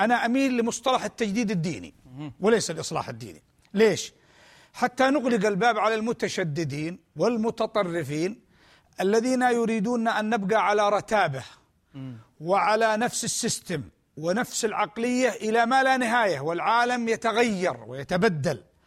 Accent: Yemen; بلادنا اليمن

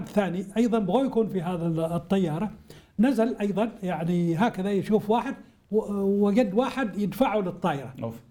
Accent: Hadhramaut, Yemen; عندنا في حضرموت

